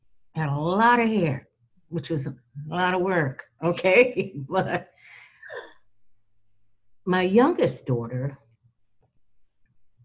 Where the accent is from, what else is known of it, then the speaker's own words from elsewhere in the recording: South Florida, United States; now in Florida-Georgia border, United States; I grew up in South Florida